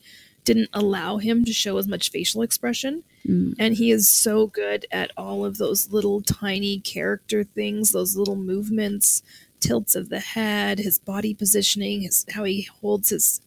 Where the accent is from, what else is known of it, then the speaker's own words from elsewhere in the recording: Canada; how much of a failure as a Canadian I am.